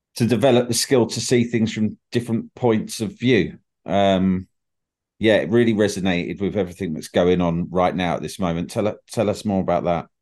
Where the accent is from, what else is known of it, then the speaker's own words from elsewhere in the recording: United Kingdom; I'm, I'm British